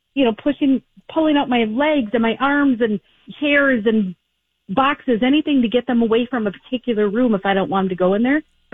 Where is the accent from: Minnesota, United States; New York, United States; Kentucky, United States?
Minnesota, United States; I'm from Minnesota.